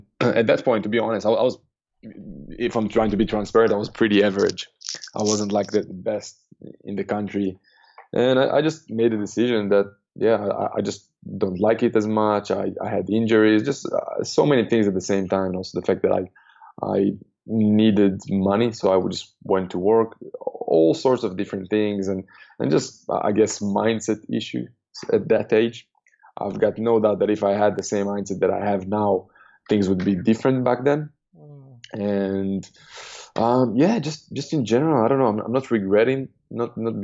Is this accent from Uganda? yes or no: no; Israel; I'm born and raised in Israel, and every guy got to do 3 years in the army.